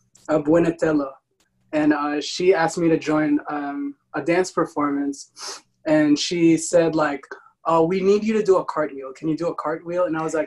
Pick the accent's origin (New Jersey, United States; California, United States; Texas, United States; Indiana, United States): Texas, United States; Mesquite; born there; Yeah, I was born in Mesquite, so I was born in Mesquite. Did you not know this?